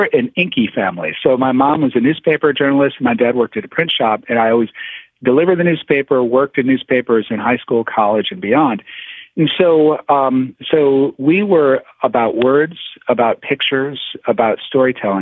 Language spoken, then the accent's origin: English; Toledo, Ohio, United States; moved away; I was born in Toledo, Ohio